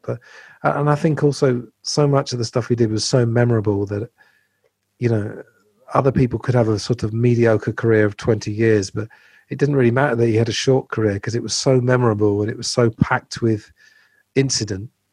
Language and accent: English; England, United Kingdom; growing up in England